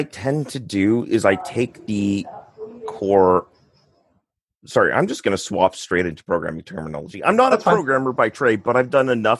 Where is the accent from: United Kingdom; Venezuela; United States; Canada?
Canada; first language English; now in Quebec, Canada; So I'm Canadian.